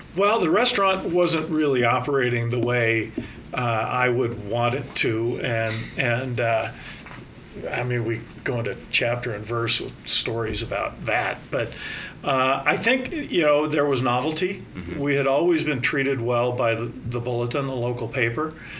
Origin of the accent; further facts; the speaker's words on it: Northern California, United States; moved away as an adult; also born or lived in Salt Lake City / Sacramento; now in Bend, United States; I grew up in Northern California